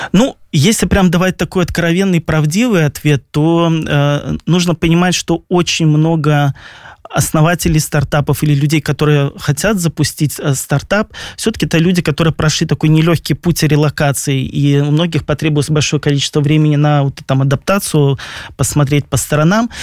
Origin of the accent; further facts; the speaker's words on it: Belarus; moved away as an adult; now in Poland; мы, белорусы